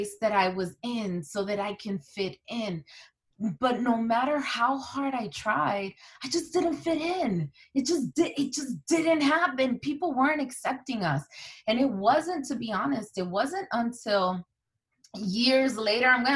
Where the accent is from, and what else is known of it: Newark and East Orange, New Jersey, United States; born or raised there; first language Spanish; English is a second language; also born or lived in Santo Domingo, Dominican Republic